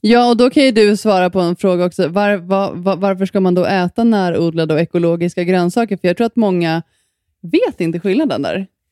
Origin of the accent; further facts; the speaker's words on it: Sweden; moved away; när jag var hemma i Sverige